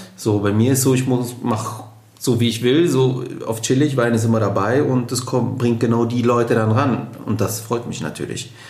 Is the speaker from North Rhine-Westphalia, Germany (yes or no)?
yes; Düsseldorf, North Rhine-Westphalia, Germany; komme hier gebürtig aus Düsseldorf